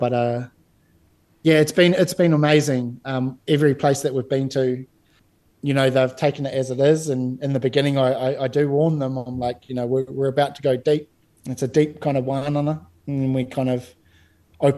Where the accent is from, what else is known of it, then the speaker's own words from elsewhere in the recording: New Zealand; I was raised in Te Ao Māori, so, you know, I'm from that kohanga generation